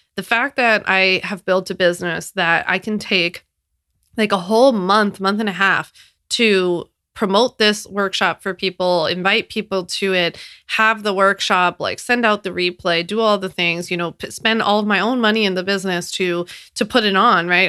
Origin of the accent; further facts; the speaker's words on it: Philadelphia, Pennsylvania, United States; moved away as an adult; now in New York, United States; I was born and raised in Philadelphia, and I've never lived outside of Philly